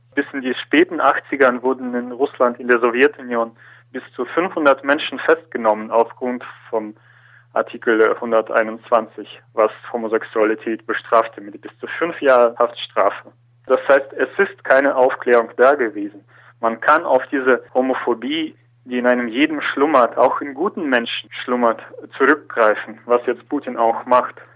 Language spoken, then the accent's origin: German; Germany; wie in Deutschland